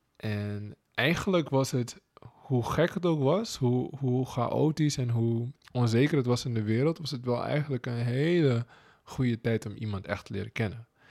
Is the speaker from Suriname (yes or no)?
yes; Suriname; moved away as an adult; now in Netherlands; Als Surinamer, als zwarte man